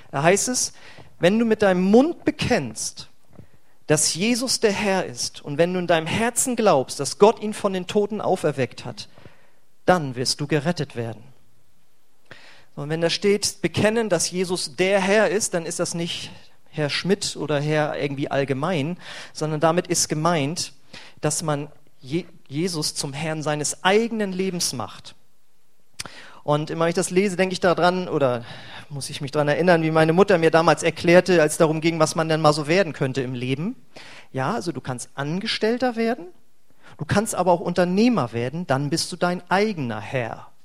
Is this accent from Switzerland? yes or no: no; Braunschweig, Lower Saxony, Germany; now in Bremen, Germany; Als ich vor über oder als ich vor zehn Jahren hierher gezogen bin äh, nach Bremen, ich komme eigentlich vorher aus Braunschweig